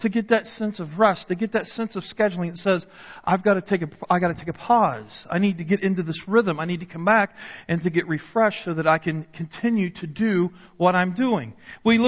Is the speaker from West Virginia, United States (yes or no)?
yes; Parkersburg, West Virginia, United States; moved away; I remember growing up in West Virginia. I was born in 67. And during the early part of the 70s, there in Parkersburg, West Virginia